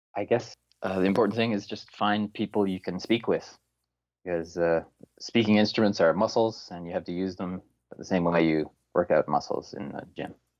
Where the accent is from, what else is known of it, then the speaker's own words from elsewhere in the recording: Newfoundland and Labrador, Canada; also born or lived in Montreal; now in South Korea; Newfoundland, uh, which is where I'm from